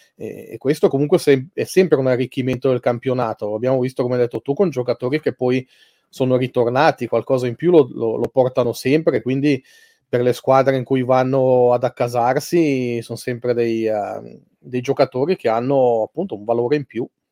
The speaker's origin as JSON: {"language": "Italian", "country": "Switzerland", "said": "siamo in una piccola, una piccola realtà noi in Svizzera"}